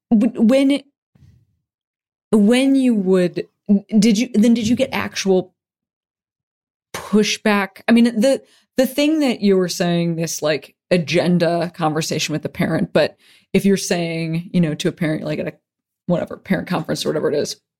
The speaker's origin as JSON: {"language": "English", "town": "Western Springs", "region": "Illinois", "country": "United States", "said": "I'm from Western Springs."}